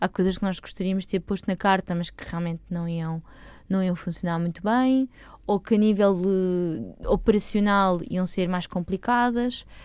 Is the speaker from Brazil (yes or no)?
no; Lisbon, Portugal; eu sou bicho de Lisboa. Ok. De toda a vida.